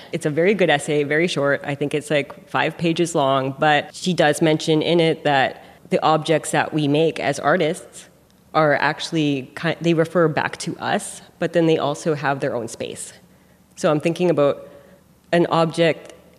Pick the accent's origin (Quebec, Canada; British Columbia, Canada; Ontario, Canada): British Columbia, Canada; Vancouver; now in Whitehorse, Canada; I grew up in Vancouver, BC, and I currently live in Whitehorse, Yukon Territory. I am a member of Selkirk First Nation. I am a citizen of the Wolf Clan